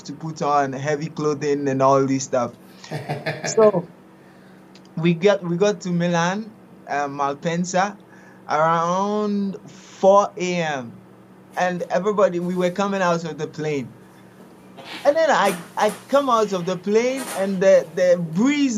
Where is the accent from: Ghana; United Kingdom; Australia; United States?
Ghana; first language Twi; English is a second language; moved away as an adult; now in Italy; I was born in Ghana. I studied in Ghana. Actually, I finished my studies in Ghana as a teacher. I was a teacher, and then I came over to Italy at the age of 24